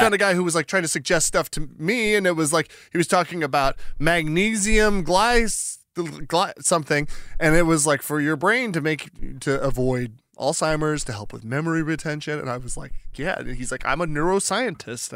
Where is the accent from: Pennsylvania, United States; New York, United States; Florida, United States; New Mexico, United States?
New Mexico, United States; Albuquerque; now in Oregon, United States; I'm from Albuquerque, and so it's like I'm from the desert Southwest